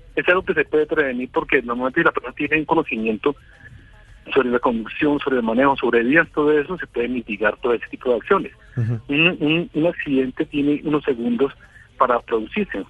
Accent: Colombia; aquí como unos colombianos

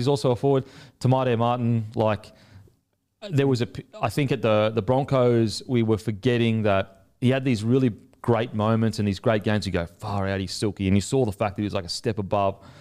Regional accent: Australia; also born or lived in New Zealand; I'm the Aussie coming over there

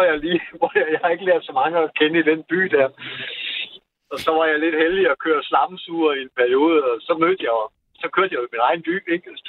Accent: Jutland, Denmark; Jeg er vokset op i Jylland og flygtede langt væk herover til sidst.

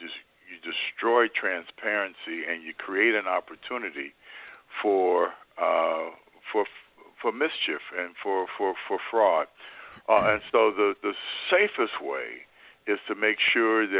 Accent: Ohio, United States; My home state of Ohio

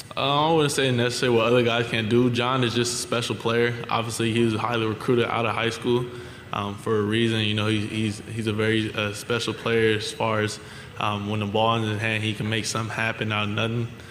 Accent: California, United States; moved away as an adult; also born or lived in Arizona; now in Louisiana, United States; I'm from California, I'm from the West Coast

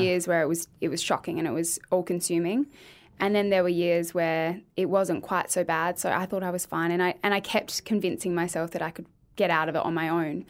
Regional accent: Adelaide, South Australia, Australia; moved away as an adult; now in Victoria, Australia; I'm from Adelaide.

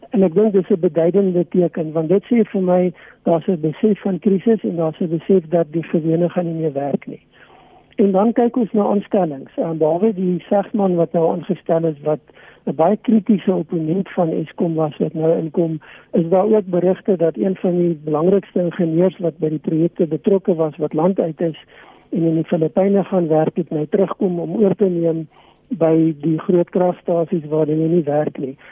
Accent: South Africa; ons as Suid-Afrikaners

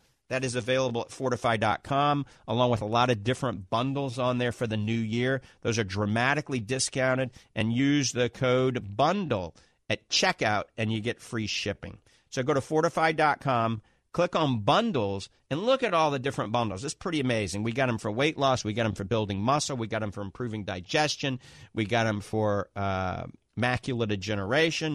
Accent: New Orleans, Louisiana, United States; accent: Southern drawl along with a Yankee and a New Orleans accent; moved away; I grew up in New Orleans.

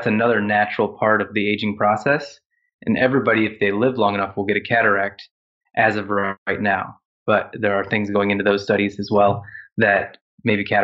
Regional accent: Ohio, United States; now in South Carolina, United States; And I grew up in Ohio, which is in the northern half of the United States.

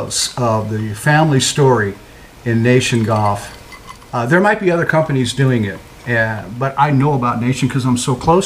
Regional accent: St. Louis, Missouri, United States; As a young kid growing up in St. Louis, following the Cardinals

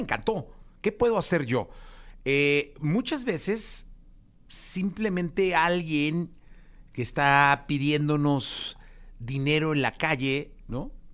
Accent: Mexico; como mexicano

